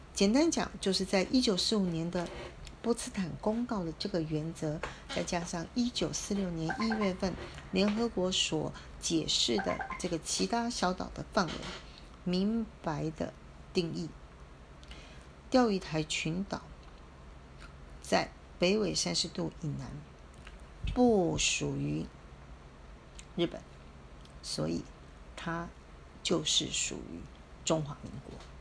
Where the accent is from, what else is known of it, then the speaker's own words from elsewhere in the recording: Taiwan; 身在台湾，长在台湾